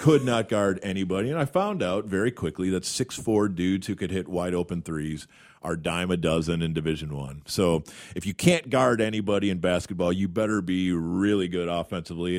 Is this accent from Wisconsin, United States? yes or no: yes; Madison, Wisconsin, United States; I cleaned their arena as a kid. uh, Wisconsin. I'm from Madison.